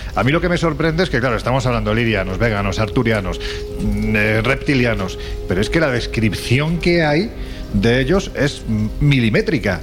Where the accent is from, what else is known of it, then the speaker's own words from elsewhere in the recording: Andalusia, Spain; soy un andaluz sin ninguna gracia